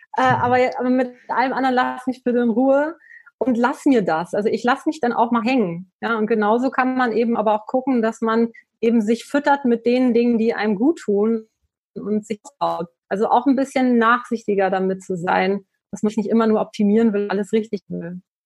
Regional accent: the North, Northern Germany, Germany; ich komme aus dem Norden. Ich bin mit Fisch groß geworden.

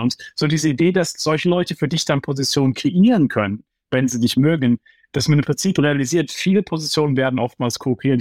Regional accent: Heidelberg, Baden-Württemberg, Germany; now in New York, United States; ich bin aufgewachsen im Umfeld, ja, du, du weißt, äh, ich komme aus Heidelberg

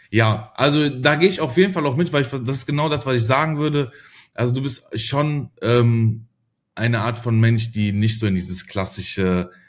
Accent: Germany; Ah, ich, also ich sehe mich, also ich sag zweimal, ich bin Deutscher, aber ich habe schon, ich bin, glaube ich, auch zu

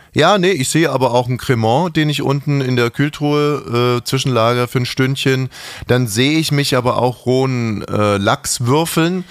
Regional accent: Bavaria, Germany; ich hatte als Kind in der Schule große Probleme, weil meine Eltern beides, äh, also Ausländer waren und sehr spezielle Menschen waren. Und ich war auch ein sehr spezieller Mensch und ich war in diesem bayerischen Klassenverbund

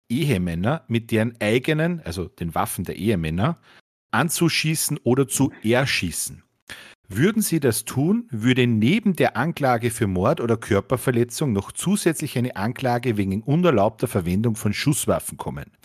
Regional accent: United States; ich bin ja Amerikaner, was soll ich machen?

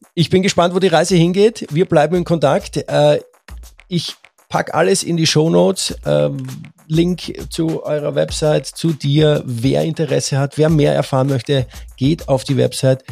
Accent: Austria; als Österreicher

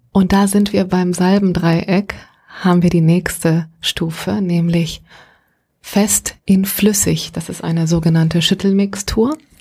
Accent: Gran Canaria, Canary Islands, Spain; moved away; Ich bin auf einem Fischerdorf auf Gran Canaria aufgewachsen

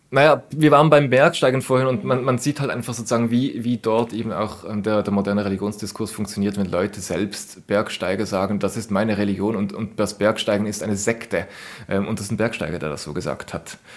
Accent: Basel, Basel-Stadt, Switzerland; als Basler, äh, wenn ich da bei meinem Stadion äh, vorbeifahre

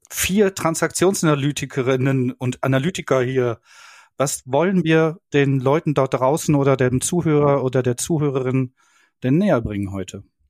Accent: Berlin, Germany; ich als Berliner

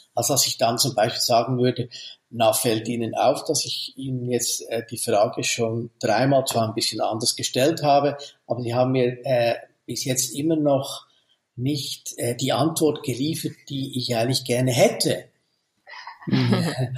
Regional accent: Switzerland; bei uns in der Schweiz

